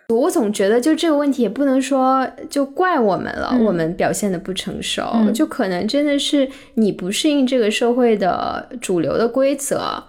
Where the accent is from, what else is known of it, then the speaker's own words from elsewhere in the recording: China; moved away; 我是一个在中国长大的人